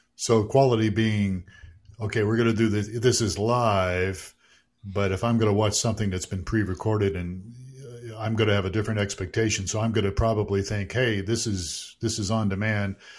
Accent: Youngstown, Ohio, United States; I grew up in Youngstown, Ohio

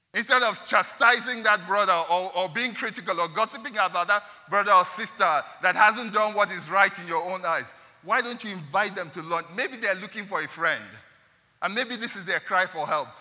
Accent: Nigeria; I'm a Nigerian of Igbo descent

